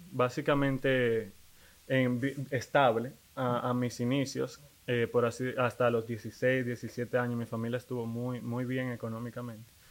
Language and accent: Spanish; Dominican Republic; Soy, eh, soy dominicano.